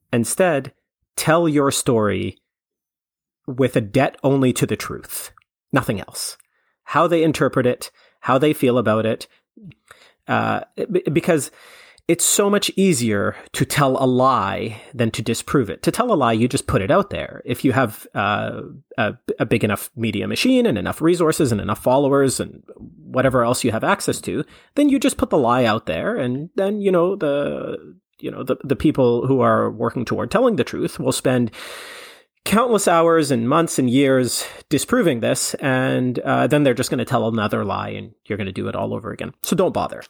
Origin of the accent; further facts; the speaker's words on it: Canada; I'm Canadian